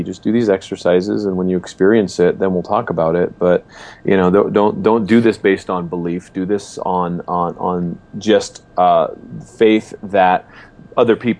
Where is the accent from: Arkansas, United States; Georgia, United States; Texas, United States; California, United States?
California, United States; Los Angeles; I grew up in Southern California, Los Angeles area.